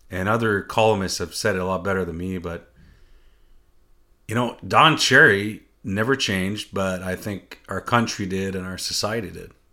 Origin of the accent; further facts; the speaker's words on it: Canada; I'm French Canadian